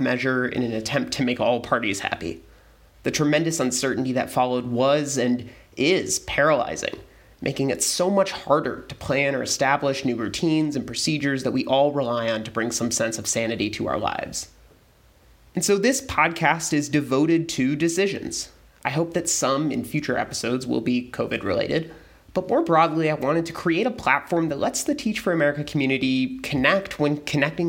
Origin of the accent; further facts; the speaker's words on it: Texas, United States; moved away; We're both from Texas